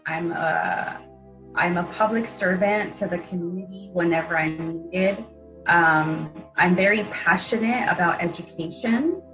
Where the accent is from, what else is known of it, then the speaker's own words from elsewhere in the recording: Wilmington, United States; Growing up in Wilmington, how many broken gates was I exposed to in my city?